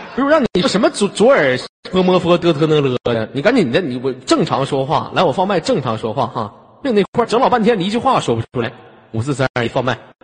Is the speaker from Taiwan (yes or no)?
no; Northeast China, China; accent: Northeastern; 我们东北话